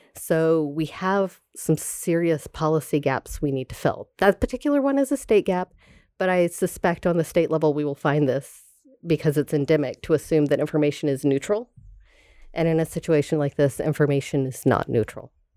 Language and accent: English; Tallahassee, Florida, United States; moved away; I am from Tallahassee, Florida